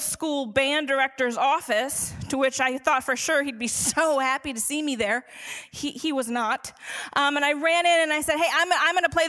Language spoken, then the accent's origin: English; St. Paul, Minnesota, United States; moved away; I grew up in St. Paul, Minnesota